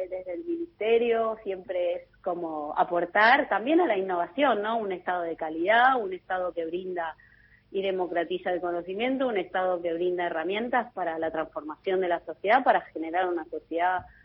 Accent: Argentina; todo el potencial que tenemos como argentinos

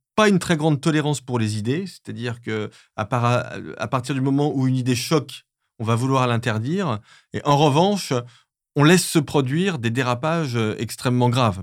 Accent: France; je suis français

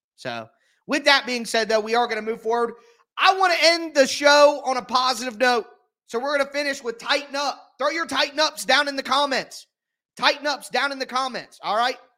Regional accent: Midwest, United States; I'm from the Midwest

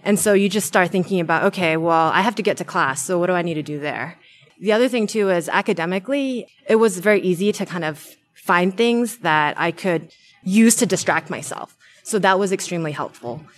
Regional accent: New Zealand; moved away as an adult; now in Bay Area, United States; I'm originally from New Zealand

